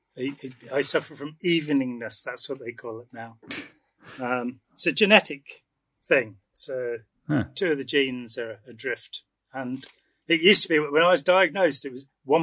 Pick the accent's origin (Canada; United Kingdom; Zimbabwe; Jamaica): United Kingdom; the Midlands, England; not in the least bit northern. I'm a Midlander